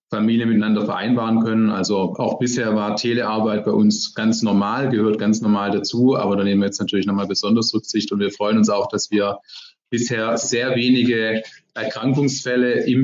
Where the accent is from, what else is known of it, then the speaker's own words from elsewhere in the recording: Ludwigsburg, Baden-Württemberg, Germany; Deshalb bin ich jetzt heute auch in Ludwigsburg, in meinem Heimatort im Wahlkreis.